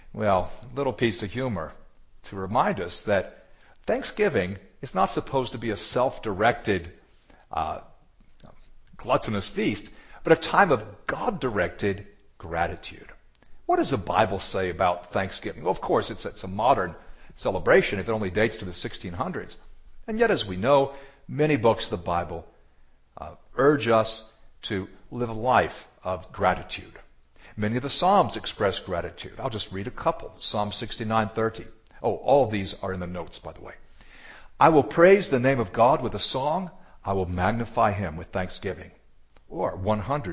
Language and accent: English; United States; Growing up in the United States myself